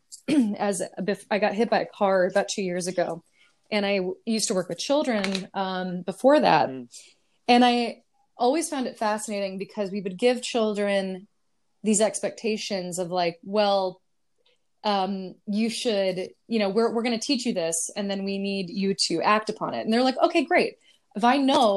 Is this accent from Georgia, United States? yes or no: no; California, United States; now in Brooklyn, United States; I'm from California originally